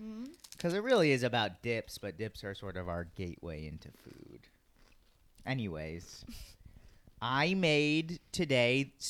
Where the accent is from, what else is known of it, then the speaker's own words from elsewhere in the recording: California, United States; we're from California